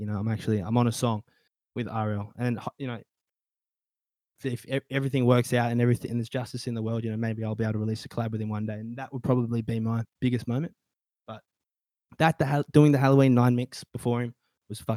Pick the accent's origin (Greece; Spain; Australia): Australia; I'm an Australian